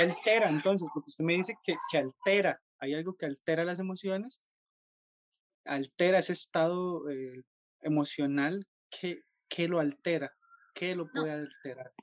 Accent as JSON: {"language": "Spanish", "country": "Costa Rica", "said": "como buenos costarricenses"}